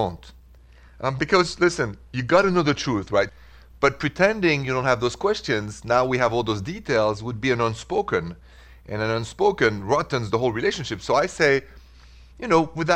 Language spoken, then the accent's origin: English; Paris, Île-de-France, France; accent: French; English is a second language; moved away as an adult; now in United States; your humble servant is from Paris. Even though I've spent the last 23 and 24 years in America